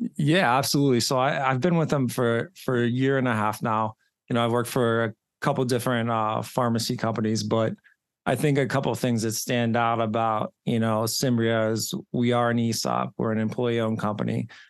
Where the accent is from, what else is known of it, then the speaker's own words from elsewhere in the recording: Johnstown, Pennsylvania, United States; now in Pittsburgh, United States; I grew up in Johnstown, Pennsylvania, so probably about an hour and a half east, uh, of Pittsburgh. I live in Pittsburgh now